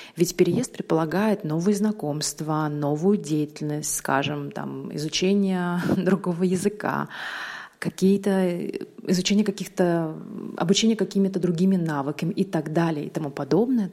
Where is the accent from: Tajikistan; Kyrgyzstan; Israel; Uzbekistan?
Uzbekistan; now in Russia; Я переехала в Россию 20 лет назад с родителями. То есть Россия моя историческая родина, но я родилась в Узбекистане. И это моя родина, моя любимая страна